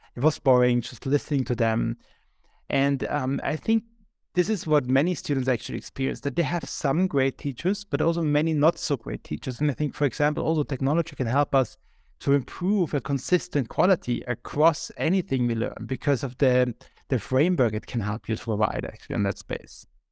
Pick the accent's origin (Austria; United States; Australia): Austria; now in Berlin, Germany; I am from Austria.